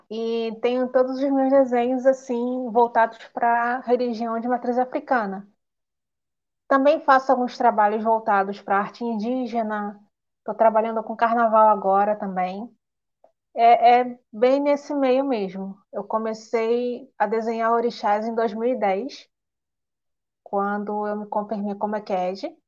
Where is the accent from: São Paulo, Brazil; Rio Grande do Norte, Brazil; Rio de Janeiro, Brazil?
Rio de Janeiro, Brazil; Nova Iguaçu; Eu sou de Nova Iguaçu, Rio de Janeiro.